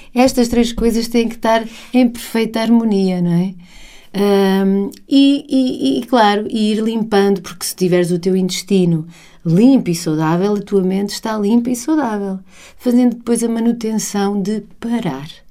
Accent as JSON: {"language": "Portuguese", "country": "Portugal", "also_born_or_lived": "England / Spain", "said": "o facto de estarmos em Portugal"}